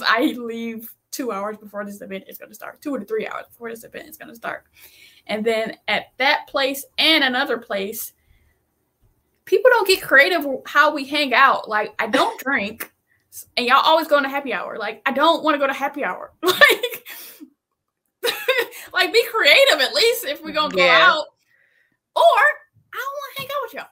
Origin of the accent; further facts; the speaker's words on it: Michigan, United States; I'm from Michigan